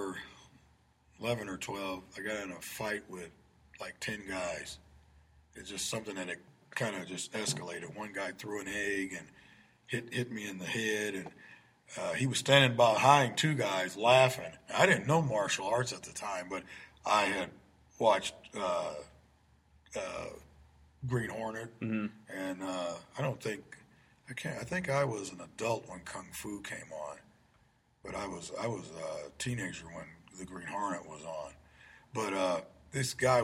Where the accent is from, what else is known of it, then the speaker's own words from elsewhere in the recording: Peoria, Illinois, United States; I grew up in the Taft homes back in the 60s and part of the 70s